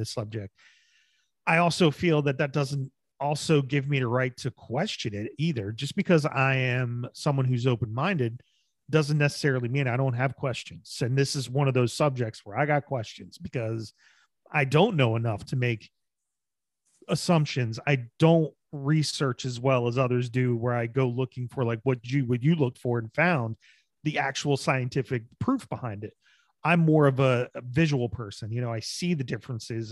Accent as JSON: {"language": "English", "region": "New Jersey", "country": "United States", "tie": "born or raised there", "moved": "as an adult", "said": "I'm from New Jersey. And I was like, I, you know, grew up in a very diverse neighborhood."}